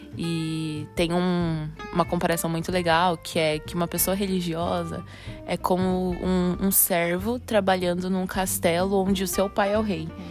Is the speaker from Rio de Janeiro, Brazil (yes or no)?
no; Campinas, São Paulo, Brazil; eu sou de Campinas, São Paulo